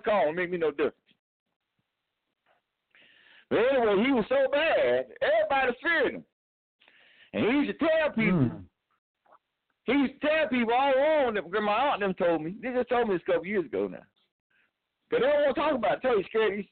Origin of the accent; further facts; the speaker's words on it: Clinton, North Carolina, United States; moved away; we were both born in the same county